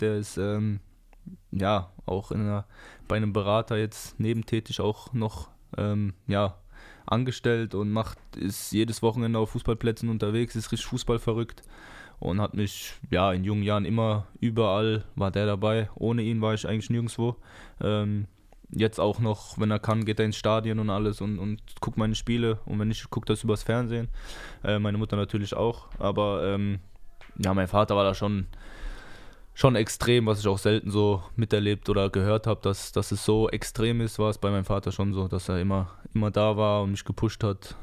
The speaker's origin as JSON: {"language": "German", "town": "Mannheim", "region": "Baden-Württemberg", "country": "Germany", "tie": "born or raised there", "said": "Familie ist in Mannheim, Freundin ist aus Mannheim, ich bin aus Mannheim"}